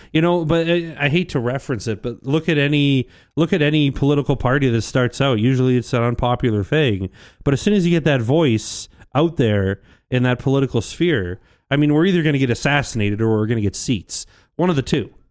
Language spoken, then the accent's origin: English; St. Albert, Alberta, Canada; I grew up in Saint Albert most of my life